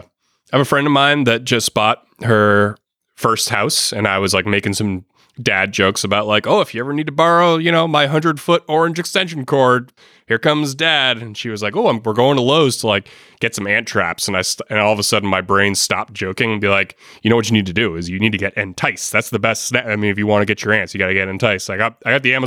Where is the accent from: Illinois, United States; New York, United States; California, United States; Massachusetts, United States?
Massachusetts, United States; Boston; I'm from Boston